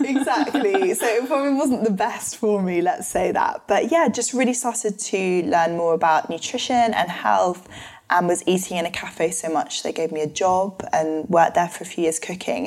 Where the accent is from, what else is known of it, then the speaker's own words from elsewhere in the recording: London, United Kingdom; my family are from New Zealand originally, but live in London. So I grew up in London my whole life.